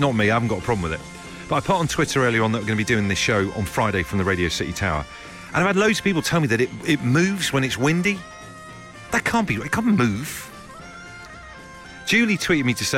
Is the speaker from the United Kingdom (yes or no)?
yes; Liverpool, North West England, United Kingdom; moved away; we hail from Norris Green originally.